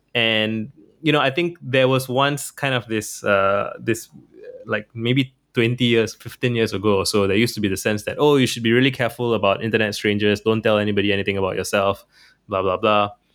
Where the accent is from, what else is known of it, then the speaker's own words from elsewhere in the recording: Singapore; I'm from Singapore